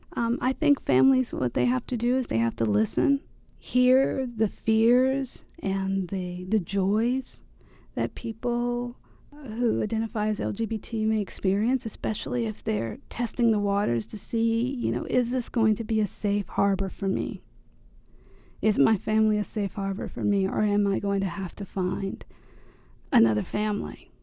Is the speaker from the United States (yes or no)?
yes; the South, United States; I am from the South